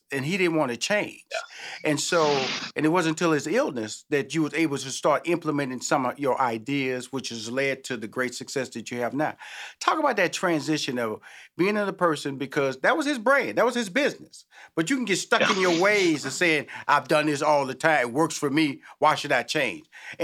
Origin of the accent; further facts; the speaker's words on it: Houston, Texas, United States; because I'm from Houston, Texas. I know about them fixings.